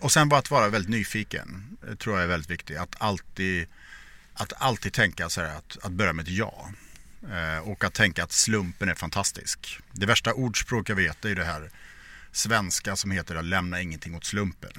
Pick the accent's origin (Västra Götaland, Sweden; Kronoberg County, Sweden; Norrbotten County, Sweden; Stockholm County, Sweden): Västra Götaland, Sweden; Borås; jag växte upp i Borås